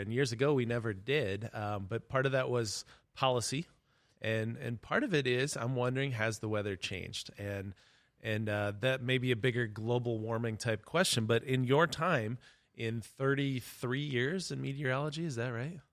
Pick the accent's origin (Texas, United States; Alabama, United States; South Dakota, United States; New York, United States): South Dakota, United States; Webster; when I grew up in Webster, South Dakota